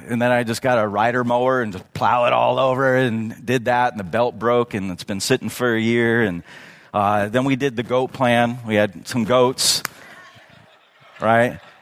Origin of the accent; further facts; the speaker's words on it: Redlands, California, United States; now in Yucaipa, United States; I grew up in Redlands, going to Redlands High School